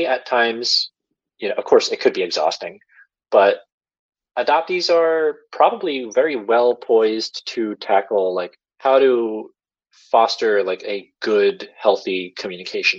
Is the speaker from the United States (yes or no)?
yes; Long Island, New York, United States; also born or lived in South Korea; oh, Long Island